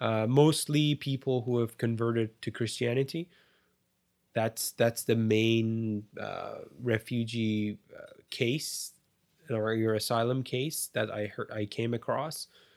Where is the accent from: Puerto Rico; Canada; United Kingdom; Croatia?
Canada; I'm saying me as a Canadian, I am so spoiled and privileged that now I don't even think about those